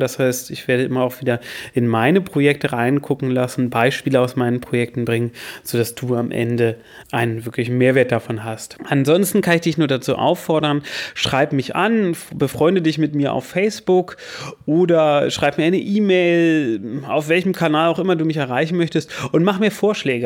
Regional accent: Berlin, Germany; moved away as an adult; also born or lived in Lower Saxony; now in Hanover, Germany; Ich bin in Berlin aufgewachsen

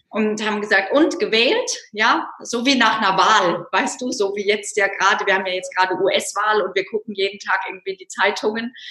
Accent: North Rhine-Westphalia, Germany; aufgewachsen im Rheinland. Äh, wenn jetzt Kölner zuhören, dann kriegen die die Krise in Düsseldorf, aber im Süden von Düsseldorf und damit irgendwie ja im Norden von Köln.

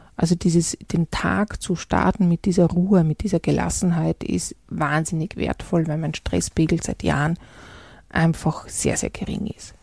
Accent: Salzburg, Austria; ich bin in der Stadt Salzburg groß geworden

